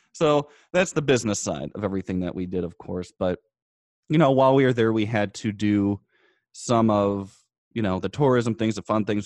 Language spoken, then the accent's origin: English; United States; we were from the United States